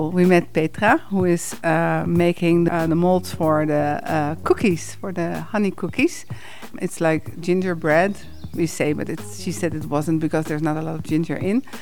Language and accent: English; Netherlands; English is a second language; now in Rečica ob Savinji, Slovenia; I'm from the Netherlands and I live now in Rečica ob Savinji.